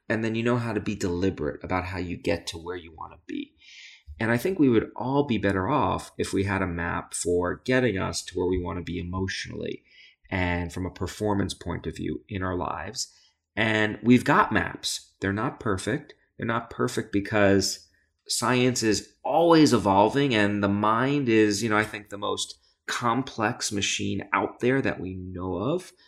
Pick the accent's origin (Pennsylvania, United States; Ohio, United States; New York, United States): New York, United States; New York City; I grew up in Brooklyn, New York